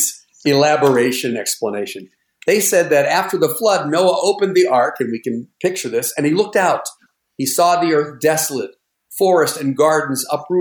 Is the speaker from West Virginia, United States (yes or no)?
no; Pittsburgh, Pennsylvania, United States; when I was growing up in the Pittsburgh area